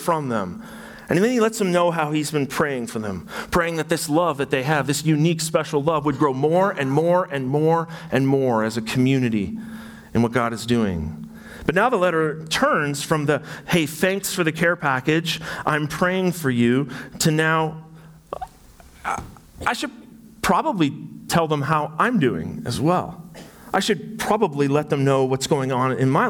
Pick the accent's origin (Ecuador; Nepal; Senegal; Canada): Canada; Burlington, Ontario; I'm from Burlington, Ontario, and so I'm a Burlingtonian